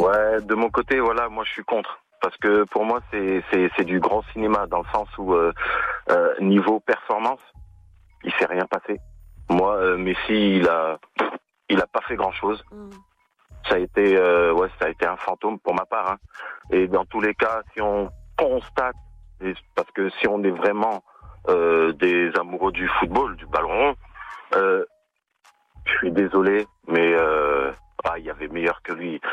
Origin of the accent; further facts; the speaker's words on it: France; je suis français